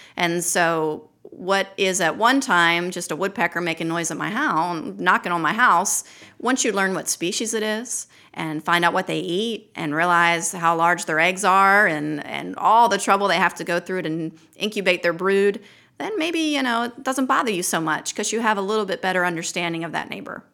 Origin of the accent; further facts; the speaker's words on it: Baltimore, Maryland, United States; also born or lived in Hooper's Island, Maryland; now in Lake Martin, Alabama, United States; I grew up in Baltimore City